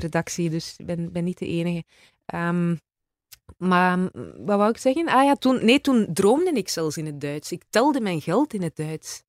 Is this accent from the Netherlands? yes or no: no; Izegem, Flanders, Belgium; accent: West Flemish; also born or lived in countryside between Mechelen and Leuven; now in between Mechelen and Leuven, Belgium; Ik ben West-Vlaamse eigenlijk. Hè. Ik ben van Izegem.